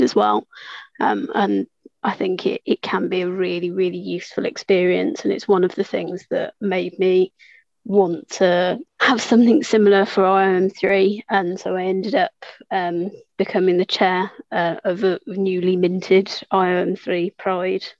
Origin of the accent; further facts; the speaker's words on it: Brighton, South East England, United Kingdom; moved away as an adult; also born or lived in Swansea; I grew up in Brighton